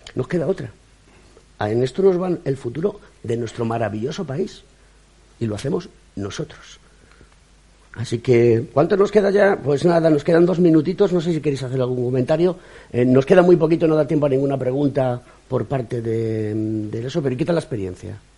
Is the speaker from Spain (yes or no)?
yes; Spain; como ciudadano español